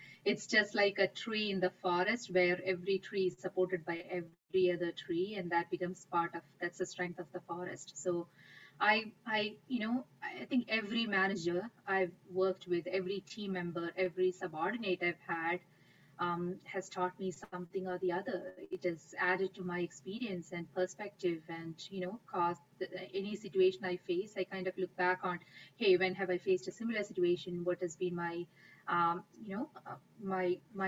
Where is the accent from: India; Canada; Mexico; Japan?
India; moved away; I grew up in India